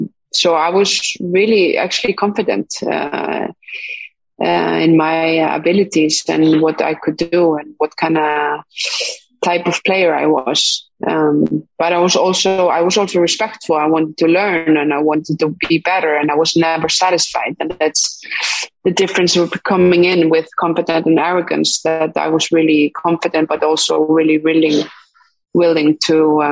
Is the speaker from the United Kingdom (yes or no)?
no; Iceland; English is a second language; moved away as an adult; also born or lived in Sweden; especially in Sweden, when I was going from Iceland, you know, feeling like I needed a new challenge and a new environment to get better